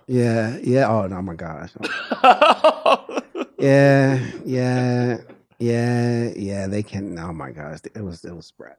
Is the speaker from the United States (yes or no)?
yes; Detroit, Michigan, United States; moved away as an adult; also born or lived in St. Louis, Missouri; now in Los Angeles, United States; I'm from Detroit and I lived in a lot of different places in the country